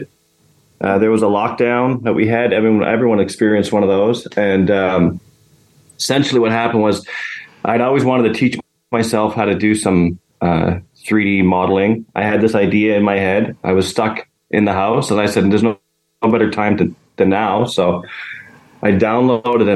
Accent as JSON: {"language": "English", "town": "Ottawa", "region": "Ontario", "country": "Canada", "said": "I'm from Ottawa"}